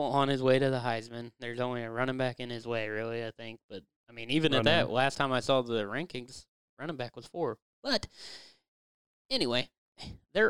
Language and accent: English; Siloam Springs, Arkansas, United States; I was born and raised in Silent Springs